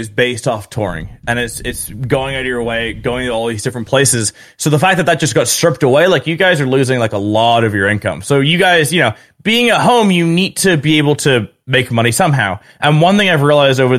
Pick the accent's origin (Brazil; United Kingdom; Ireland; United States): United Kingdom; also born or lived in England; I'm Northern Irish, half Northern Irish, half English